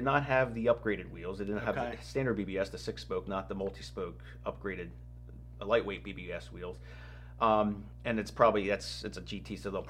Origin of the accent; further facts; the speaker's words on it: Warrington, Pennsylvania, United States; I grew up near Hulbert's dealership in Warrington